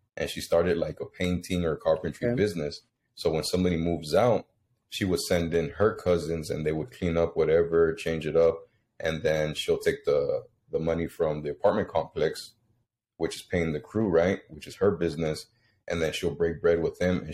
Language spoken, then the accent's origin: English; Houston, Texas, United States; moved away as an adult; now in Rio Grande Valley, United States; I was born in South Texas. I think at the age of 5, mm-hmm. I moved out to Houston with my mom